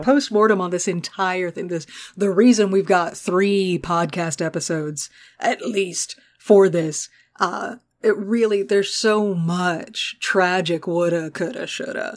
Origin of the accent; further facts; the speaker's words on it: Texas, United States; born and raised in Texas